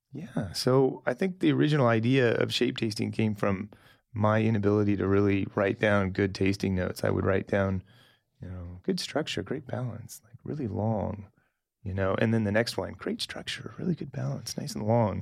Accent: Salem, Oregon, United States; moved away as an adult; also born or lived in Napa / Chile / New Zealand / Burgundy; I grew up in Salem

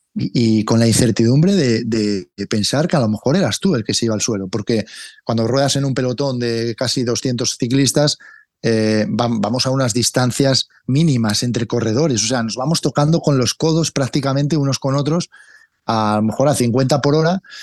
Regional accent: Cangas del Narcea, Asturias, Spain; now in Madrid, Spain; en mi pueblo, aquí en Cangas

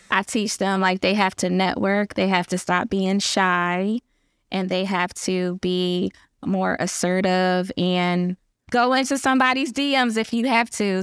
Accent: Philadelphia, Pennsylvania, United States; I just have that grit and I'm from Philly

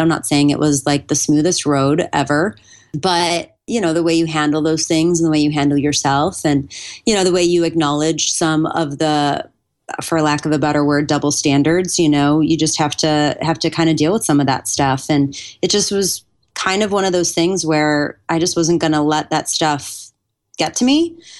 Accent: Buffalo, New York, United States; I grew up in Buffalo, New York

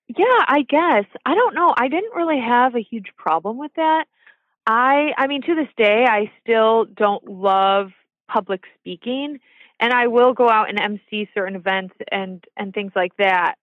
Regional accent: Orchard Park, New York, United States; also born or lived in Ithaca, New York / Boise, Idaho; I grew up kind of in the outskirts of Orchard Park near Boston area

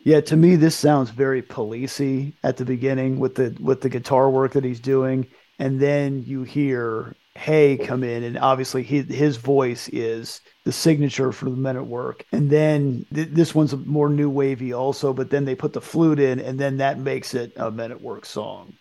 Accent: United States; growing up in the United States

